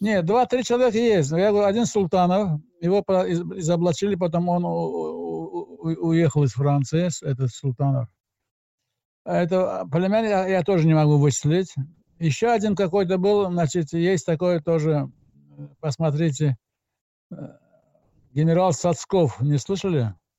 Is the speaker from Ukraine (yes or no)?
no; Azerbaijan; moved away as an adult; я из Азербайджана, из Советского Азербайджана